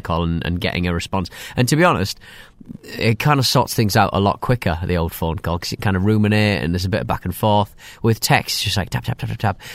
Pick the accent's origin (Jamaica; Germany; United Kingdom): United Kingdom; I'm British